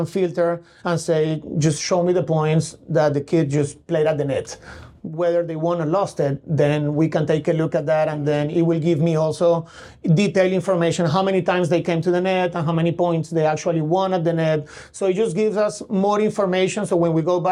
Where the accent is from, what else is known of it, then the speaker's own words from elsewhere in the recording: Colombia; also born or lived in Connecticut, United States; now in Tulsa, United States; I'm from Colombia in South America